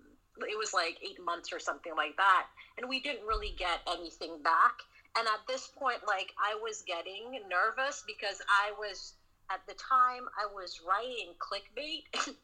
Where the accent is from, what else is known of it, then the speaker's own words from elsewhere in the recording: the South, United States; Because, you know, I grew up in the South.